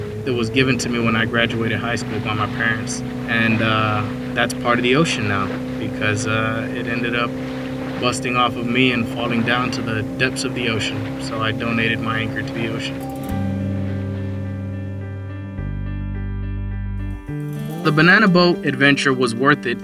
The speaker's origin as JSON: {"language": "English", "town": "Dallas", "region": "Texas", "country": "United States", "said": "I'm from Dallas, Texas"}